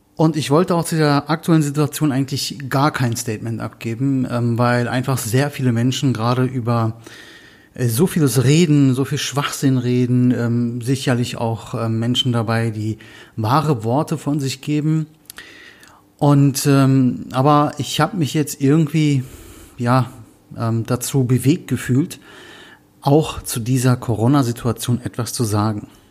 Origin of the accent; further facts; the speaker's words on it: Berlin, Germany; ich komme aus Berlin